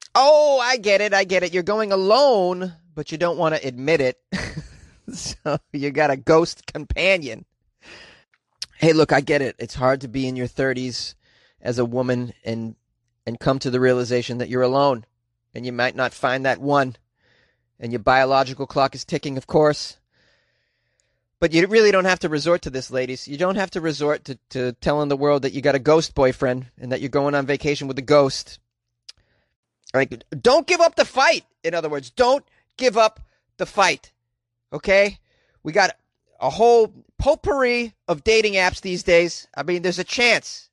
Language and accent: English; Canada; I'm from Canada